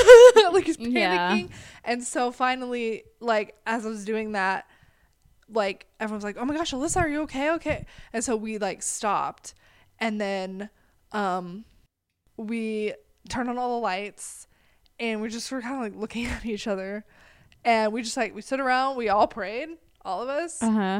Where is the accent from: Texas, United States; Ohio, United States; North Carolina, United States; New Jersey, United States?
Texas, United States; Because he made us go look in this thing, this like drop off first, because we're from Texas. He was like, y'all go Texas girls, y'all go look over that thing